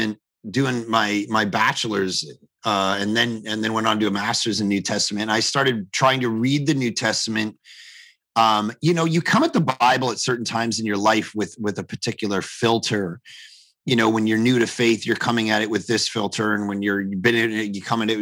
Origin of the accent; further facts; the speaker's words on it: Canada; as a Canadian